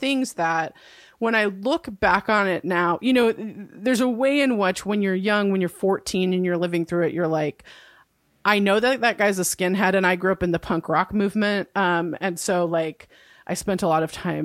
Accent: Santa Cruz, California, United States; where I grew up, if y'all have heard of it, probably what you know of Santa Cruz, California is that it's a hippie haven.

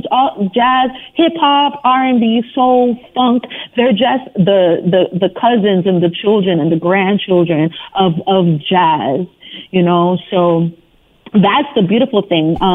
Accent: Brooklyn, New York, United States; And it truly is an honor, especially being born and raised in Brooklyn, New York.

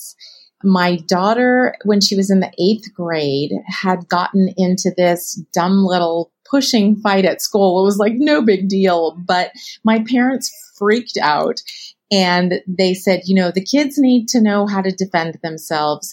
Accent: California, United States; I grew up in California.

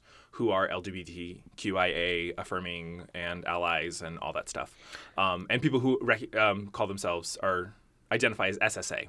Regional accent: Mesa, Arizona, United States; moved away as an adult; now in New York, United States; I'm from Mesa, Arizona, which actually has the largest Mormon population outside of Utah.

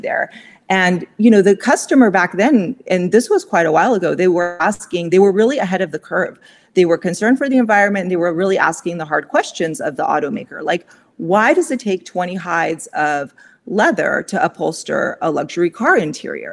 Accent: Pasadena, California, United States; I grew up in Pasadena

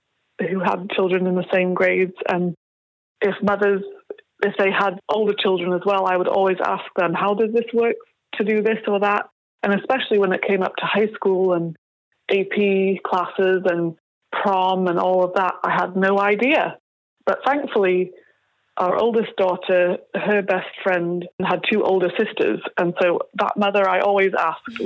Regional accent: Yorkshire and the Humber, United Kingdom; moved away as an adult; also born or lived in Seattle, Washington / California; now in United States; I grew up in North Yorkshire, which is about 200 miles north of London

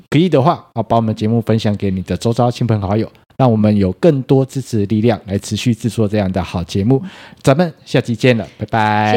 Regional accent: Taiwan; 我们台湾人对于英文这件事情，读跟写是很擅长的

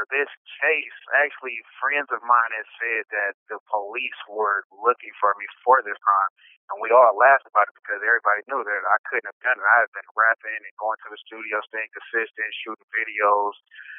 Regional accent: Oakland, California, United States; I grew up in Oakland, California.

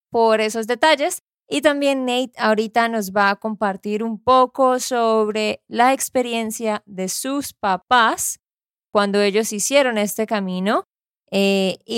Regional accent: Santander, Colombia; de Santander, Colombia.

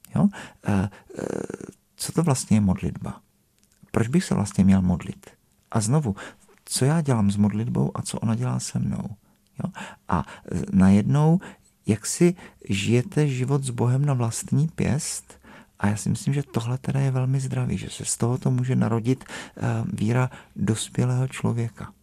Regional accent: South Moravian Region, Czechia; now in Prague, Czech Republic; já jsem z Moravy, ne, tak já jsem z té Jižní Moravy

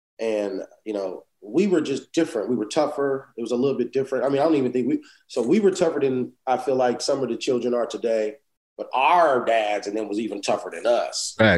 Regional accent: Inglewood, California, United States; also born or lived in Los Angeles; basically born in Los Angeles. But yep. I was born and raised, should I say, in Inglewood.

